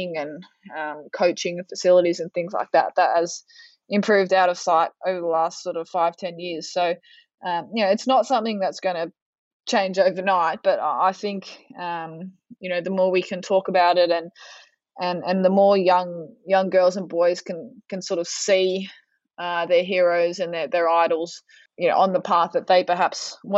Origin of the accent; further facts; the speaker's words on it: Melbourne, Victoria, Australia; I'm from Melbourne, so we're in lockdown for the majority of sort of the back end of last year.